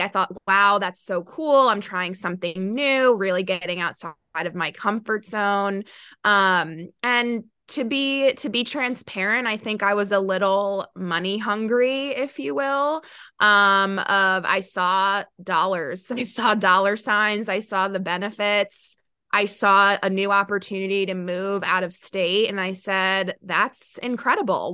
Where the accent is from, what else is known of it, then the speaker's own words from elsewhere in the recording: New York, United States; also born or lived in Charlotte, North Carolina / Clemson, South Carolina; I am from New York